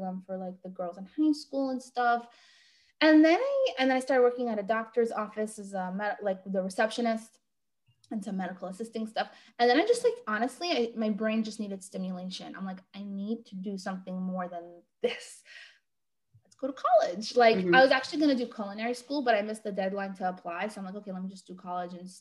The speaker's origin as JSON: {"language": "English", "town": "New York City", "region": "New York", "country": "United States", "said": "I am located in Brooklyn, New York. But really like kind of all over the world these days because we do everything virtually. Mm-hmm. But that is where I'm from"}